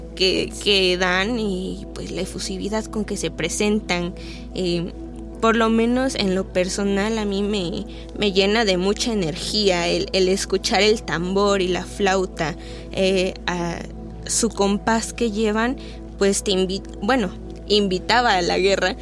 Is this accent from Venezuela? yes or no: no; Mexico